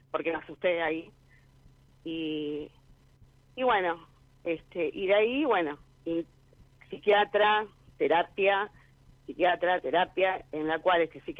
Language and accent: Spanish; Quilmes, Buenos Aires Province, Argentina; De Quilmes.